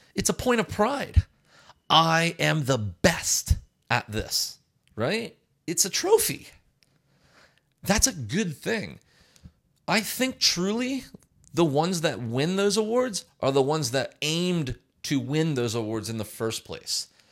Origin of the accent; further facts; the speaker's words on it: United States; as a resident of the United States